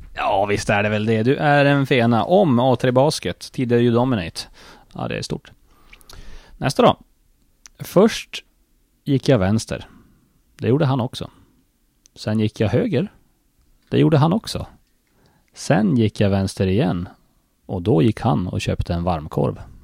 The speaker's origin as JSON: {"language": "Swedish", "country": "Sweden", "tie": "born or raised there", "said": "var vi grannar på Yrkesgatan när vi växte upp, jag och Jonas"}